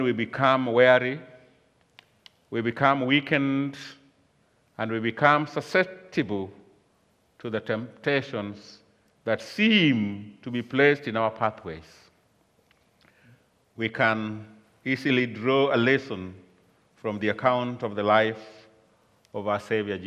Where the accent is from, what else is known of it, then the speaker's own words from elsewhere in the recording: Kenya; I come from Kenya, and I've been here for a few days